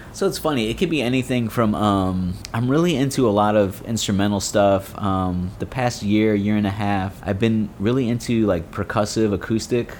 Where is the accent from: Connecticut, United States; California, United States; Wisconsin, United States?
Connecticut, United States; moved away as an adult; also born or lived in Florida; now in Gainesville, United States; I'm actually originally from Connecticut, just moved to Florida um, in March of this year